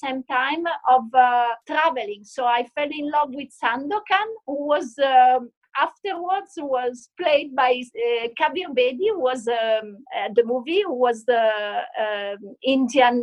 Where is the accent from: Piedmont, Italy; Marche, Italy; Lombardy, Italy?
Piedmont, Italy; Turin; I was born in Torino, which is in Italy, which is a very classic and, let's say, bourgeois town